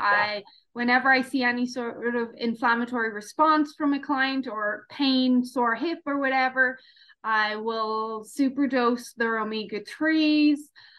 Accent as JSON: {"language": "English", "country": "Ireland", "said": "I've seen all angles being Irish"}